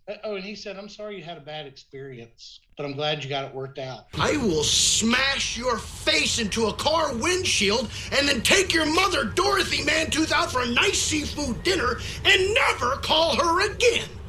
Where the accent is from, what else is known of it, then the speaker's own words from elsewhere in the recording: Decatur, Georgia, United States; I'm from Decatur